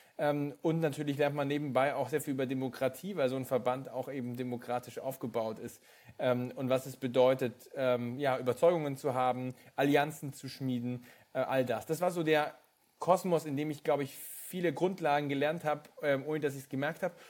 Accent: Bavaria, Germany; dort, wo ich geboren bin, in äh, Bayern

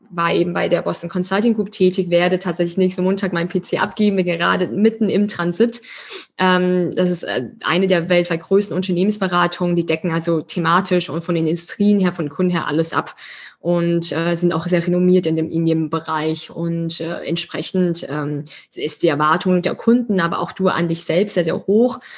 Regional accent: Schwetzingen, Baden-Württemberg, Germany; wir kommen ja wirklich beide aus Schwetzingen, aus der gleichen Stadt

